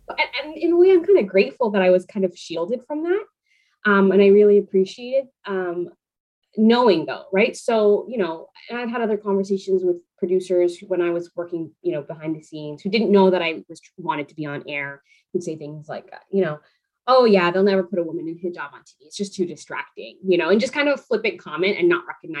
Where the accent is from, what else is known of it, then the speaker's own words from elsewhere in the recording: Panama; born there; I was born in Panama to Spanish speaking parents. I speak a little bit of Spanish.